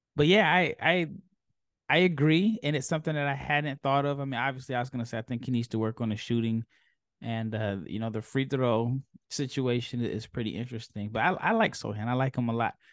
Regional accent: Omaha, Nebraska, United States; I'm from Omaha

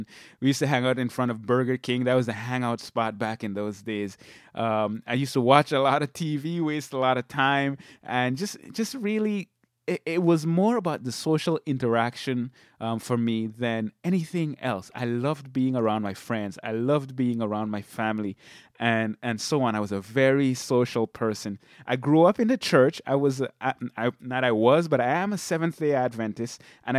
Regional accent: Sint Maarten; now in Michigan, United States; And people always ask me why I moved from St. Martin. But I grew up there in St. Martin. I lived a relatively laid-back lifestyle.

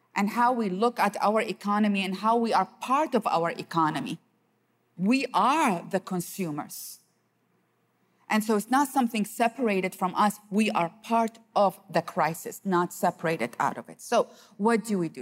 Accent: Iraq; I grew up in the city all my life, and despite the fact that I am from Iraq

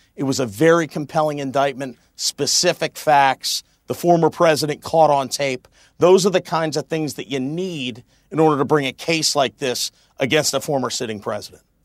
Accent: Pennsylvania, United States; Pennsylvania, my home state

